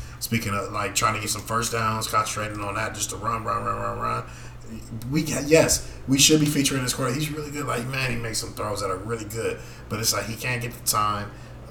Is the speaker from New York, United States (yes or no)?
no; Inglewood, California, United States; born and raised in Inglewood